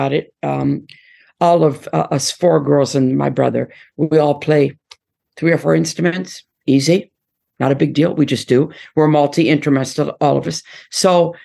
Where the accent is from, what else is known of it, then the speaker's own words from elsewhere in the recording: Detroit, Michigan, United States; moved away; Detroit is my heart, obviously. I'm born and raised there